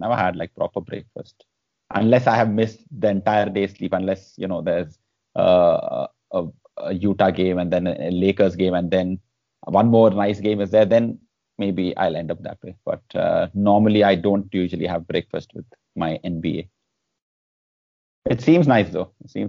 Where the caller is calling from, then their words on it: Kerala, India; I am calling you from Kerala.